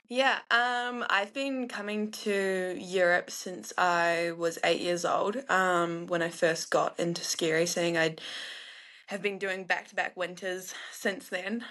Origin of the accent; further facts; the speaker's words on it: North Island, New Zealand; I was raised in the North Island